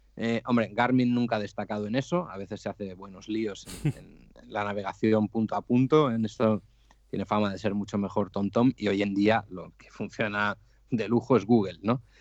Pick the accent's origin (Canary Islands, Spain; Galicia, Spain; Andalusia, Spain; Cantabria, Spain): Cantabria, Spain; Santoña; Soy un cántabro de Santoña, 39 años